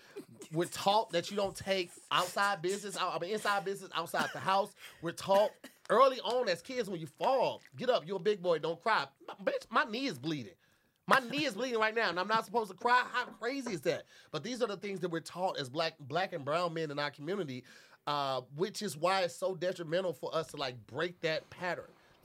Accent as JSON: {"language": "English", "region": "Midwest", "country": "United States", "moved": "yes", "lives_now": "West Coast, United States", "said": "I'm from the Midwest"}